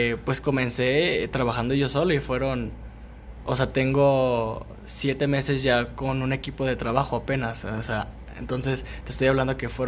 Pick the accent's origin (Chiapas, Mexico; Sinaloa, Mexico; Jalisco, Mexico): Jalisco, Mexico; Guadalajara; la, mujer como mexicana y, y en general de aquí de Guadalajara